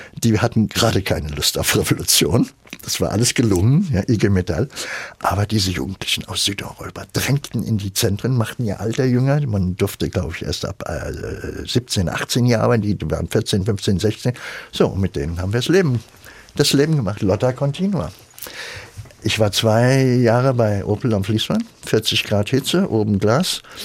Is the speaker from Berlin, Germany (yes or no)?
yes; Berlin, Germany; now in Frankfurt, Germany; dann sind wir zurück nach Berlin wo ich geboren bin